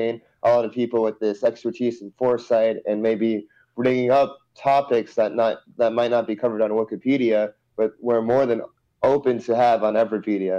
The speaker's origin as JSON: {"language": "English", "town": "Montville", "region": "New Jersey", "country": "United States", "moved": "as an adult", "lives_now": "Los Angeles, United States", "said": "from Montville, originally"}